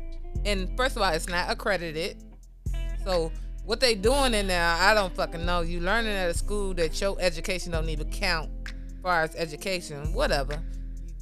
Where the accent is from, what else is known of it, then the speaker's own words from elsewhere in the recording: Chicago, Illinois, United States; I'm from Chicago